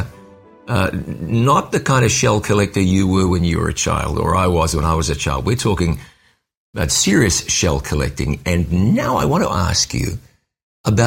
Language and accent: English; New Zealand; when I was a little kid growing up in New Zealand